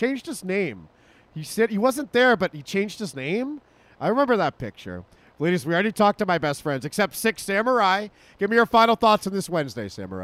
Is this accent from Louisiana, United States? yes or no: no; Massachusetts, United States; now in Nevada, United States; I'm from Massachusetts